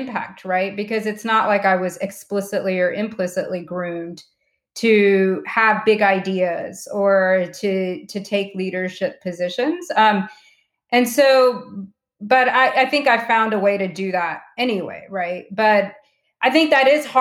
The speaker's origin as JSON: {"language": "English", "region": "small town North Carolina", "country": "United States", "tie": "born or raised there", "said": "We grew up in small town North Carolina"}